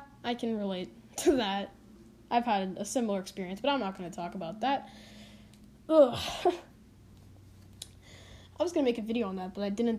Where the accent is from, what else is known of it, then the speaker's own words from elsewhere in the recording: Canada; I live in Canada